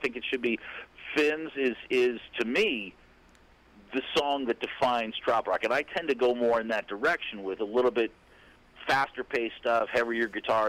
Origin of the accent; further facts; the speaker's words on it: California, United States; and I'm from California, winning an award, Trop Rock Music Association.